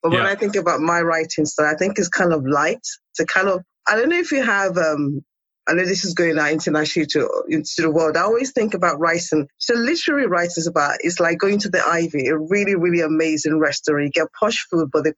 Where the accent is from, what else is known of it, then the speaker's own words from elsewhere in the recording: Nigeria; moved away; also born or lived in England; born in Nigeria, and then I was sent to boarding school in England, and I kind of stayed.